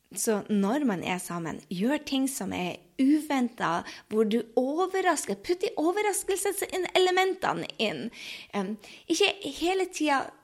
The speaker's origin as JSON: {"language": "Norwegian", "region": "Northern Norway", "country": "Norway", "also_born_or_lived": "United States / France", "moved": "as an adult", "said": "jeg kommer fra Nord-Norge, så jeg sier vi ikke 'vær så snill' og 'tusen takk'"}